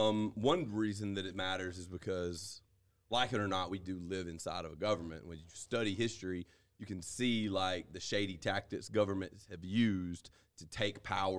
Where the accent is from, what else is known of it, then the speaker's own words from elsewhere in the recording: United States; We're American.